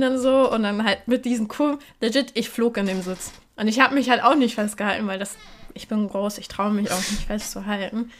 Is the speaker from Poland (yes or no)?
yes; Poland; ich bin Polin